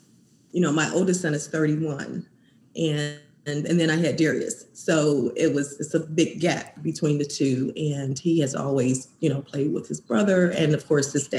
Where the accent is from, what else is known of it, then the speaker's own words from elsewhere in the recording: Valparaiso, Indiana, United States; moved away; from Valparaiso, Indiana, where we're originally from